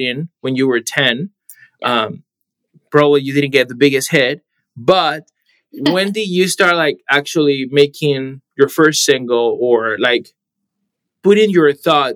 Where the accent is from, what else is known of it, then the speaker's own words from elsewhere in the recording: Panama; now in Arizona, United States; I am originally from Panama, so Latin America